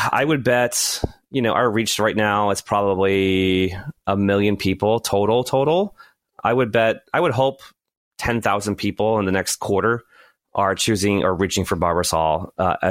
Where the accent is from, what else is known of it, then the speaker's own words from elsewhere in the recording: New England, United States; I'm from New England, and some people call me masshole